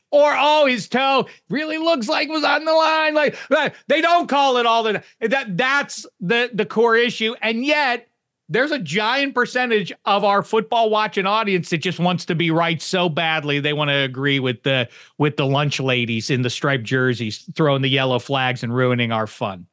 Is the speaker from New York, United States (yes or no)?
no; Pittsburgh, Pennsylvania, United States; I'm from Pittsburgh